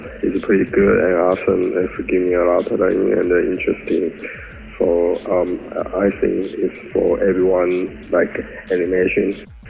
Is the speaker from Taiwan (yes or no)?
yes; Taiwan; I come from Taiwan, and I made this phone from Taiwan